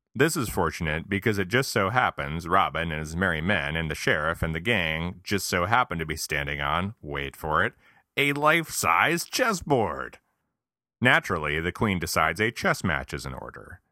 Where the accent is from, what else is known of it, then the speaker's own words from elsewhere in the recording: Guilderland, New York, United States; my hometown of Gilderland, New York